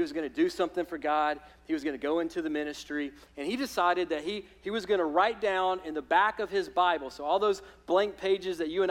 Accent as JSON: {"language": "English", "region": "Alabama", "country": "United States", "moved": "yes", "said": "I'm from Alabama"}